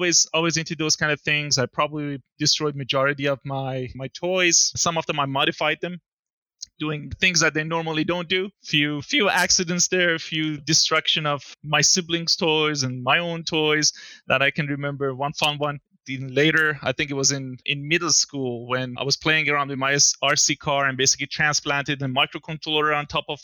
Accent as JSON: {"language": "English", "country": "Iran", "tie": "born or raised there", "also_born_or_lived": "Milan, Italy", "moved": "as an adult", "lives_now": "Calgary, Canada", "said": "I was born in Iran in 1988. So a bit of a long journey to get to where I am here in Calgary"}